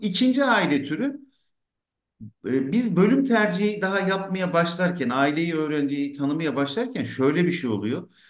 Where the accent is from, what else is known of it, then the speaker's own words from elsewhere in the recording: Ankara, Turkey; tıpkı benim gibi işte Ankara'da Mamak'ta bir gece konda doğmuş